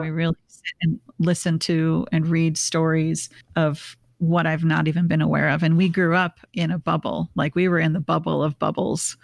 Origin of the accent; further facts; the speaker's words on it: Bloomington, Minnesota, United States; we're both from Minneapolis. Um, I grew up in a suburb called Bloomington